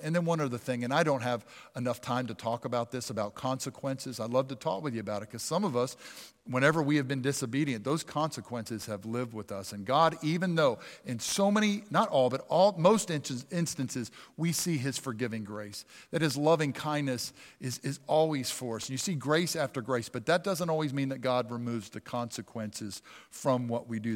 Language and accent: English; Pennsylvania, United States; I grew up in Pennsylvania